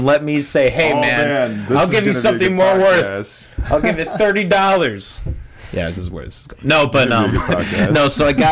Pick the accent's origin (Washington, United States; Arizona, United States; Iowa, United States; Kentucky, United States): Iowa, United States; Orange City; I'm from I grew up in Orange City